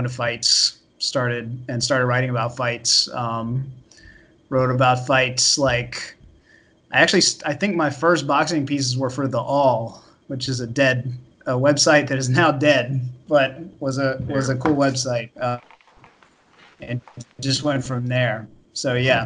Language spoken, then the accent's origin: English; Florida, United States; moved away as an adult; now in New York, United States; I grew up in Florida.